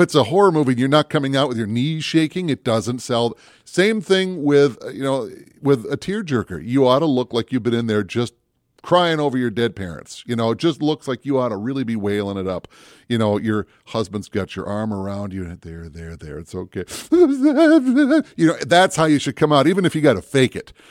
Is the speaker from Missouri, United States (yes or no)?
no; Minneapolis, Minnesota, United States; also born or lived in Brainerd, Minnesota; I grew up down in the Twin Cities, and I spent a lot of time in the Northwoods, especially in the Brainerd area